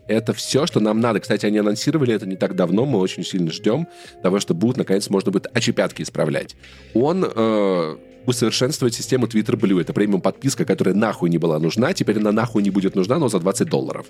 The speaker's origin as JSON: {"language": "Russian", "country": "Russia", "moved": "yes", "lives_now": "Yerevan, Armenia", "said": "я тоже из России"}